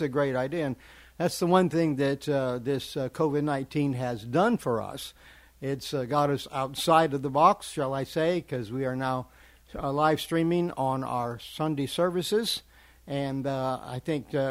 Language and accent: English; Kearney, Nebraska, United States; moved away as an adult; also born or lived in Lincoln, Nebraska; now in Arkansas, United States; I'm originally from Kearney, Nebraska. It's where I was born. But lived in Lincoln for a while